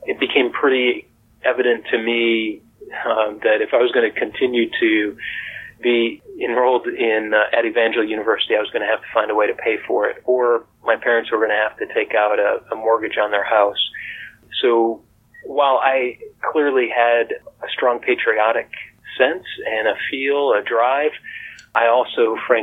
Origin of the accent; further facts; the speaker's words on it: Montana, United States; moved away as an adult; also born or lived in Colorado; Growing up in Montana